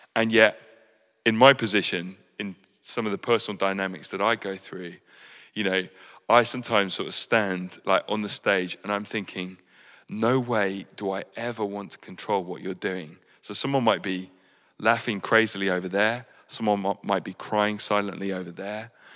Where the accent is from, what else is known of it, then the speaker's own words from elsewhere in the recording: West Sussex, South East England, United Kingdom; what is cultural to us as British West Sussex people